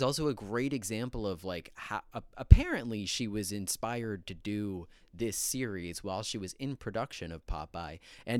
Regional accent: Arlington, Virginia, United States; I grew up in Virginia, just in the Washington, D.C. area, Arlington

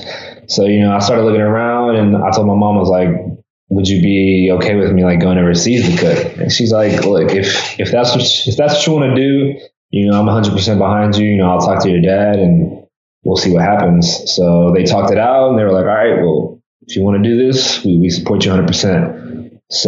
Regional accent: Mexico; I spoke Spanish, because I'm from Mexico

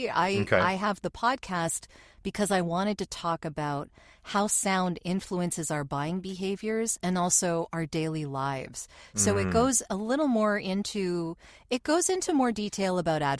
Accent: Canada; we are Canadian

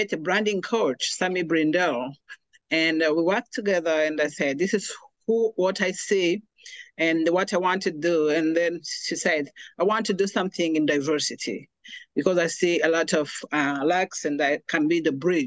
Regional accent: Rwanda; moved away as an adult; now in United States; I'm originally from Rwanda, and I came to America in 2009 as a refugee

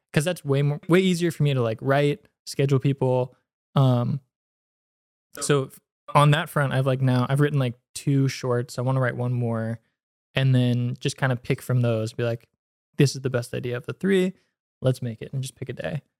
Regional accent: San Mateo, California, United States; I'm from, uh, Bay Area, San Mateo.

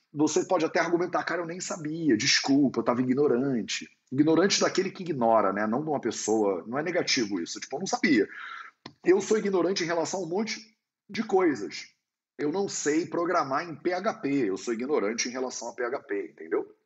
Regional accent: Barbacena, Minas Gerais, Brazil; que me lembra a minha avó lá em Minas Gerais, quando eu era criança pequena lá em Barbacena

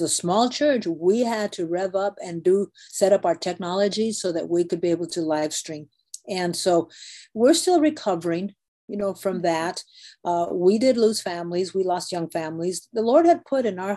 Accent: Guadalupe, Arizona, United States; I grew up in Guadalupe, Arizona, so I'm a native Arizonan

